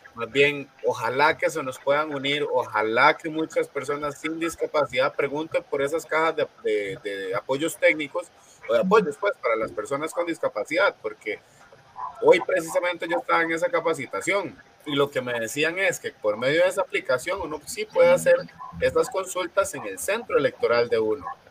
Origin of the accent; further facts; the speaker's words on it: Costa Rica; Nosotros como costarricenses